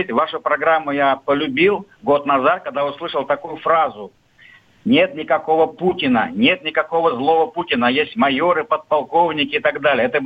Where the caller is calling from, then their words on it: Krasnoyarsk, Krasnoyarsk Krai, Russia; Здравствуйте … я из Красноярска.